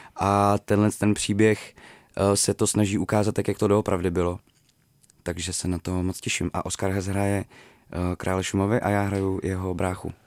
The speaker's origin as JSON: {"language": "Czech", "town": "Děčín", "region": "Ústí nad Labem Region", "country": "Czechia", "tie": "born or raised there", "moved": "yes", "said": "tím prostředím, z kterého pocházím, jako z, z Děčína, prostě z malého města v Sudetech. neměli jsme peníze, když, když jsem byl malej"}